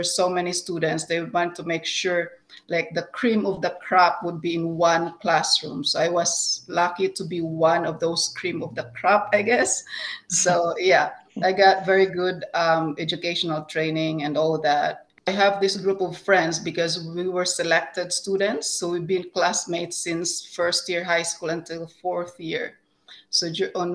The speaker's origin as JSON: {"language": "English", "country": "Philippines", "moved": "as an adult", "lives_now": "Canada", "said": "I came from the Philippines, moved here in 2008 with my two children and my husband"}